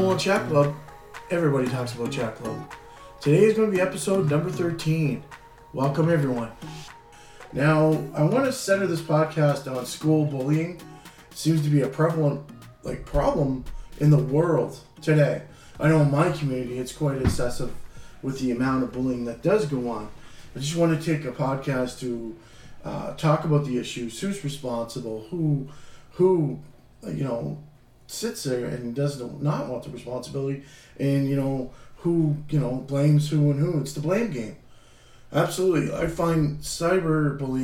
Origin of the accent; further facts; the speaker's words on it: Canada; being a Canadian